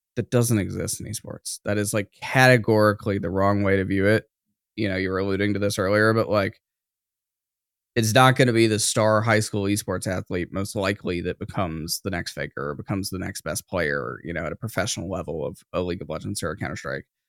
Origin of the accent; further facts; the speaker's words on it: smaller town outside of Atlanta, Georgia, United States; I grew up in the South, a very racially unstable, uh, in, you know, smaller town outside of Atlanta